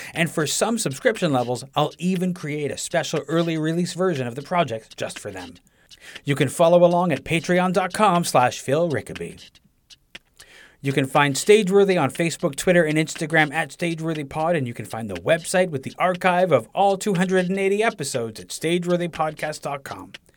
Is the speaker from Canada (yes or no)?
yes; Toronto, Ontario, Canada; I said, "Toronto."